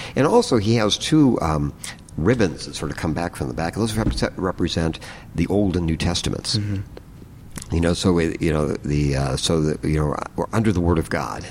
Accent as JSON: {"language": "English", "country": "United States", "said": "all of us are really proud, let's say, as American citizens"}